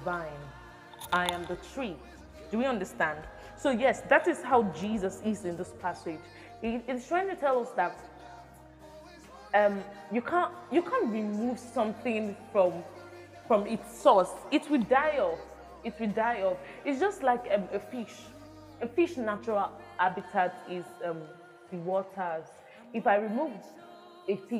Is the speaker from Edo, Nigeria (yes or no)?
yes; Benin City, Edo, Nigeria; I am an Edo girl. It doesn't change the fact that I am from Benin